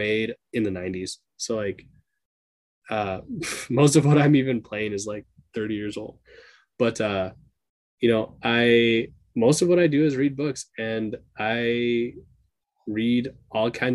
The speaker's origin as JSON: {"language": "English", "region": "Minnesota", "country": "United States", "said": "I'm a person from Minnesota."}